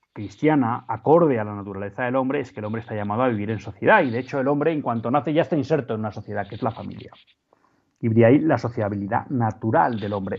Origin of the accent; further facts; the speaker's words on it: Spain; nosotros como españoles, como católicos españoles